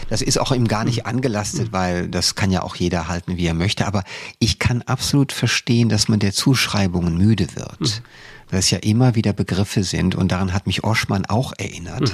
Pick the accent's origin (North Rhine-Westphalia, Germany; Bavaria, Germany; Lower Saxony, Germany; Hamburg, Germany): North Rhine-Westphalia, Germany; Cologne; now in Berlin, Germany; jeder Wessi, und ich bin einer äh, als Kölner